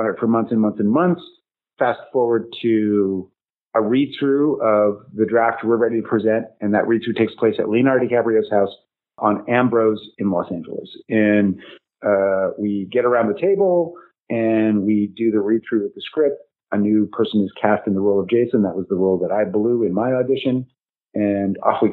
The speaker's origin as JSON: {"language": "English", "town": "Winnipeg", "region": "Manitoba", "country": "Canada", "tie": "born or raised there", "moved": "yes", "said": "I'm from the north end of Winnipeg. It's where I was born. I was born in the worst fucking neighborhood in Winnipeg"}